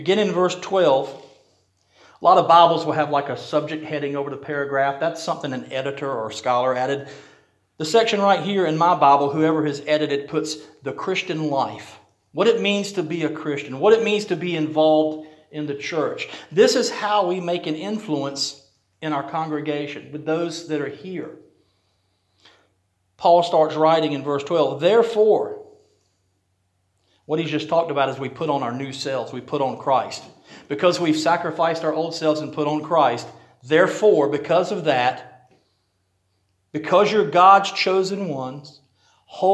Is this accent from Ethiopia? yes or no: no; Rocky Mount, United States; The church I grew up in Rocky Mount